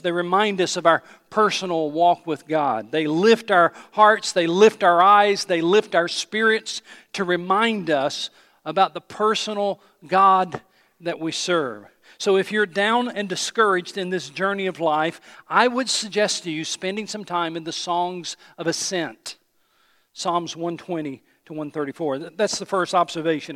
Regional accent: Johnson City, Tennessee, United States; I grew up in Johnson City, Tennessee, East Tennessee, so I grew up around mountains

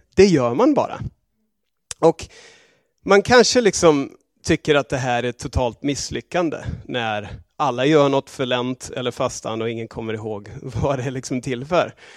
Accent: Australia; moved away; also born or lived in England; i Australien var det inte särskilt känt alls där jag växte upp

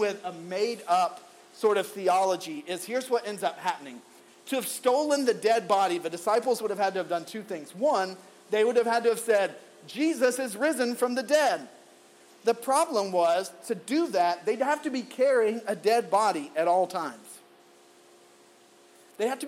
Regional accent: the Bible Belt South, United States; Growing up in the Bible Belt South

